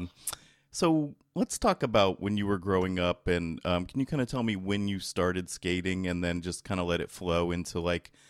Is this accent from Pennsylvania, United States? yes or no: no; San Jose, California, United States; here in San Jose, California, where I'm from.